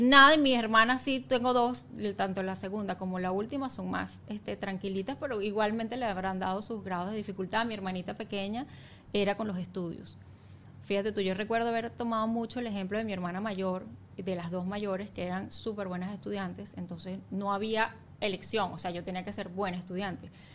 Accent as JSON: {"language": "Spanish", "town": "Valencia", "region": "Carabobo", "country": "Venezuela", "also_born_or_lived": "Caracas", "moved": "as an adult", "lives_now": "Margarita, Venezuela", "said": "Yo soy de Valencia a Margarita"}